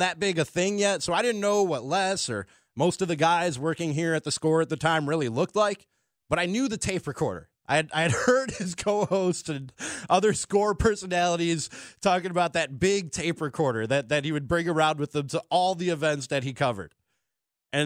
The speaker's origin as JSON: {"language": "English", "town": "Palatine", "region": "Illinois", "country": "United States", "tie": "born or raised there", "also_born_or_lived": "Milwaukee", "said": "Palatine, where I grew up"}